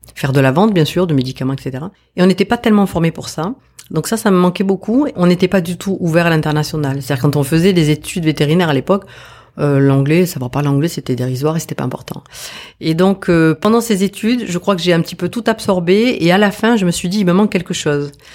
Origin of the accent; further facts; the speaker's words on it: Bazas, Nouvelle-Aquitaine, France; moved away as an adult; also born or lived in Épernay / Réunion; now in French Polynesia; j'ai grandi dans une petite ville qui est toute petite, qui a 5000 habitants, qui s'appelle Bazas, au sud de Bordeaux